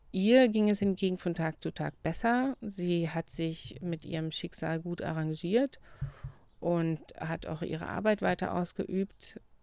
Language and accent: German; Brandenburg, Germany; now in Lüneburg, Germany; wo ich herkomme im Brandenburgischen